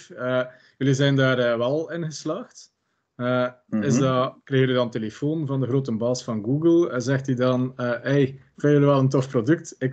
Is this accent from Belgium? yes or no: yes; West Flanders, Belgium; als West-Vlaming